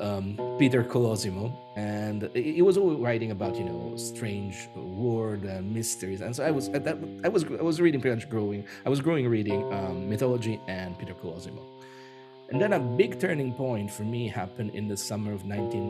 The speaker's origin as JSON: {"language": "English", "town": "Rome", "region": "Lazio", "country": "Italy", "tie": "born or raised there", "said": "being an Italian, born and bred in Rome"}